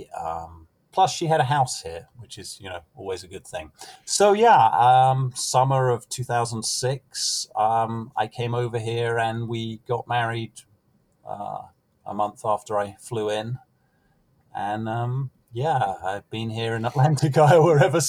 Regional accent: United Kingdom; moved away as an adult; now in Midwest, United States; as a young man in Britain

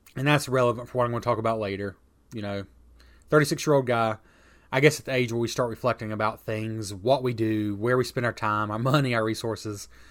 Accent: United States; I'm an American who considers himself a Christian

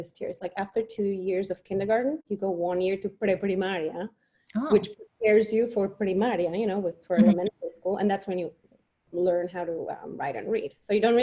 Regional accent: Mexico City, Mexico; moved away; I was born in Mexico to a Mexican dad and a Swiss mom.

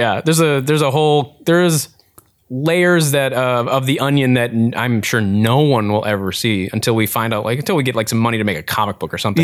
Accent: Eau Claire, Wisconsin, United States; I mainly grew up in a place called Eau Claire, Wisconsin

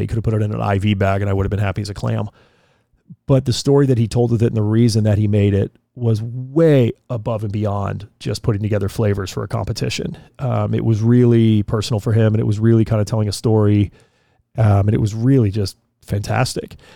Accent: Colorado, United States; moved away; I spent a lot of my years growing up in Colorado

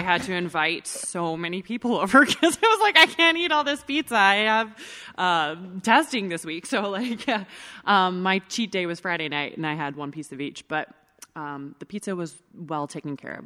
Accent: Edmonton, Alberta, Canada; now in Calgary, Canada; I'm born and raised in Edmonton

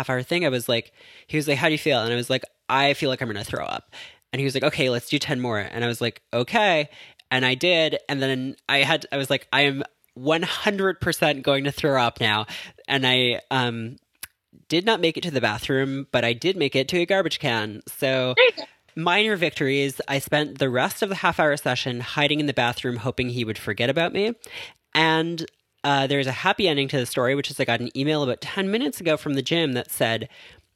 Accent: Toronto, Ontario, Canada; now in New York, United States; I'm in New York, but I am from Toronto.

